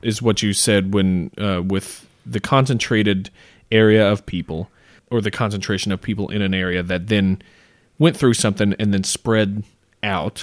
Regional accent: United States; Growing up in America

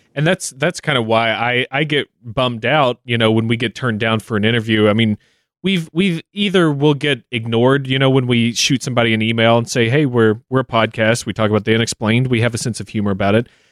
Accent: Kentucky, United States; my home state

